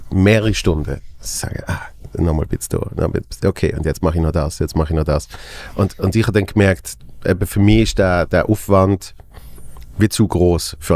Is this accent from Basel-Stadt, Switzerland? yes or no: yes; Basel, Basel-Stadt, Switzerland; als Basler, finde ich recht lustig.